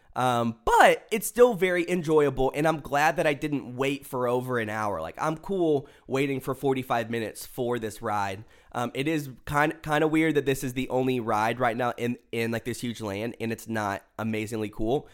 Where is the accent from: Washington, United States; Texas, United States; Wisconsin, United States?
Texas, United States; Pearland; now in Dallas, United States; my hometown, which I guess is like a small town ish. There's like the old part of Pearland